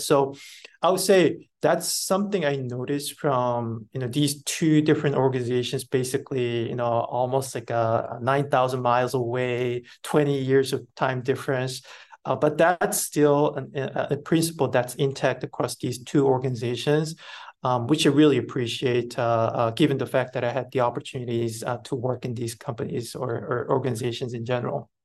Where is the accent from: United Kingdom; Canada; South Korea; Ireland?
South Korea; moved away as an adult; also born or lived in Busan; I was born and raised in Korea, actually a rural part of Korea